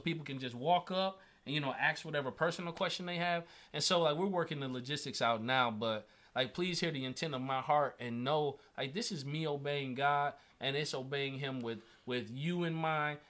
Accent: Indiana, United States; I'm from Indiana, I'm a Indiana boy.

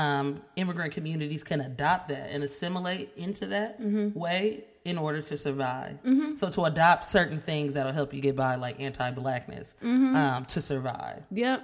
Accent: United States; born there; it's certainly a privilege to have been born in this country at the time that I was.

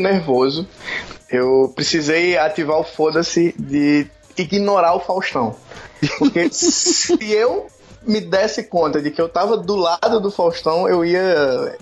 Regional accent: Maceió, Alagoas, Brazil; now in Rio de Janeiro, Brazil; hoje eu moro no Rio de Janeiro, mas eu cresci aqui em Maceió

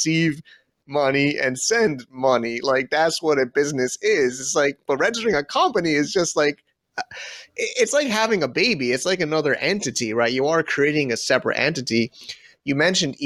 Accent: United States; as an American

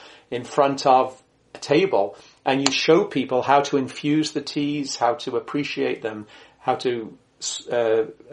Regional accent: England, United Kingdom; I grew up in England

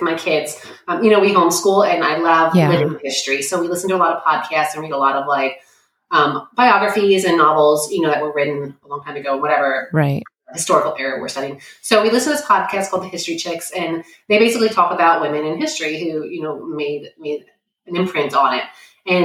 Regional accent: New York, United States; I'm from New York.

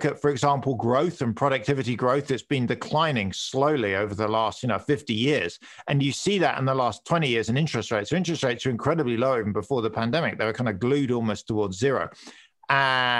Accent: United Kingdom; accent: British; moved away; I'm British

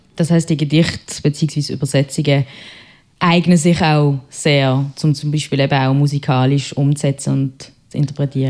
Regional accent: Basel, Basel-Stadt, Switzerland; accent: Basler; meinem Basler Akzent

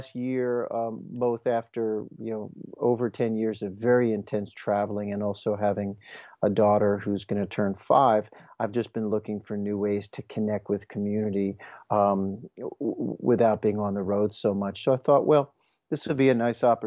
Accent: Merion, Pennsylvania, United States; I actually went to nursery school in that space where the festival is

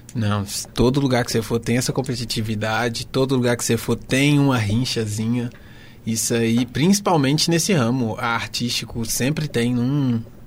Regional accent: Contagem, Minas Gerais, Brazil; sou lá de Contagem

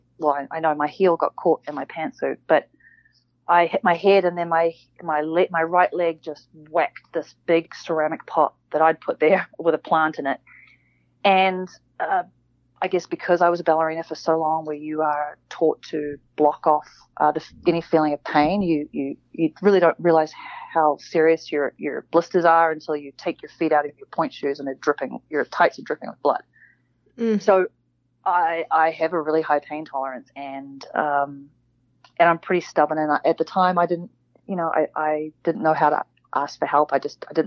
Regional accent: New Zealand; I grew up in New Zealand

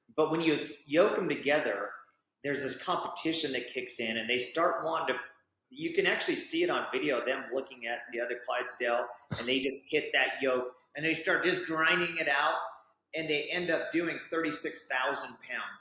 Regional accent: Orem, Utah, United States; I grew up right here in Orem, Utah

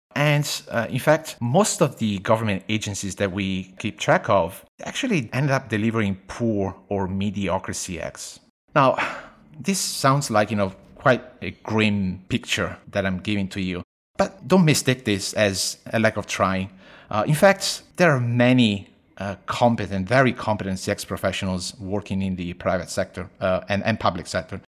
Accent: Italy; moved away as an adult; also born or lived in Beijing, China; now in Sydney, Australia; I was born and raised in Italy, uh, but I live most of my life, uh, outside of Italy. Fifteen plus years in China, uh, mostly Beijing

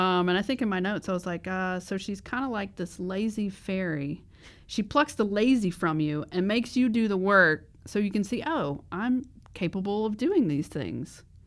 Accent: the South, United States; I was raised in the South

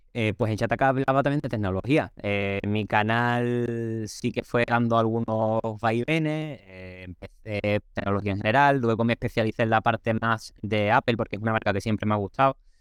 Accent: Cádiz, Andalusia, Spain; soy de Cádiz, soy del sur de España

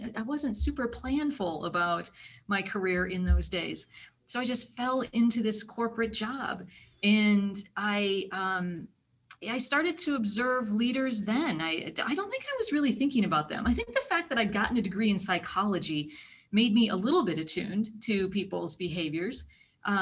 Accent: small town Iowa, United States; I am from small town Iowa. Born in small town Iowa, you know, went through school

